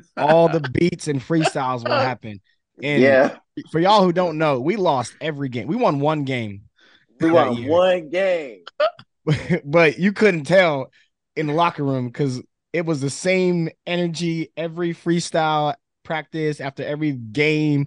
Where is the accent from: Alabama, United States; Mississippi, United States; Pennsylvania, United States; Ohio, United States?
Pennsylvania, United States; PA, kind of where we're from